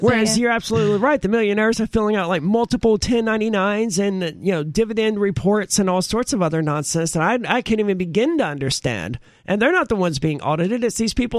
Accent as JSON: {"language": "English", "country": "United States", "said": "I'm an American"}